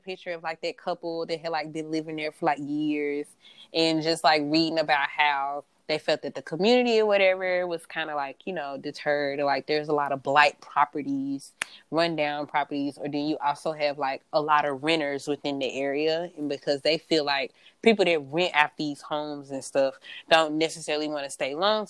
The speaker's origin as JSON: {"language": "English", "region": "the South", "country": "United States", "accent": "southern", "said": "my southern accent"}